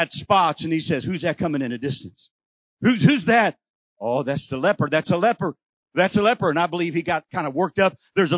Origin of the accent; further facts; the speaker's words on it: Texas, United States; I'm from Texas, and we don't know how to not be quiet in Texas